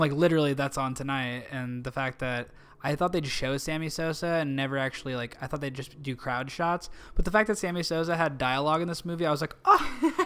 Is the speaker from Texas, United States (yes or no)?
no; Canton, Illinois, United States; moved away as an adult; now in Los Angeles, United States; my hometown, Canton